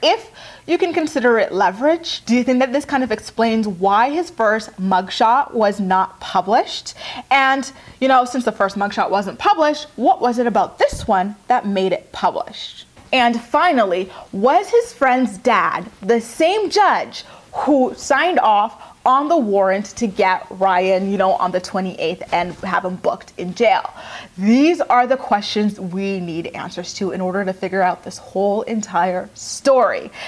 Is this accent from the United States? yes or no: no; Canada; I'm Canadian